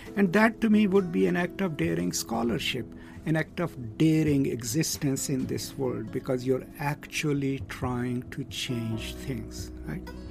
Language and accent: English; Pakistan; I'm from Pakistan